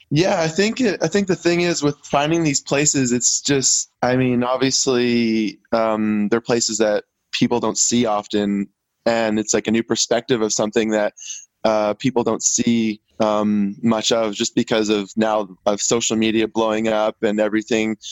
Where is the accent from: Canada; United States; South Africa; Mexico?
Canada; Vancouver Island, British Columbia; I'm from Vancouver Island and on in British Columbia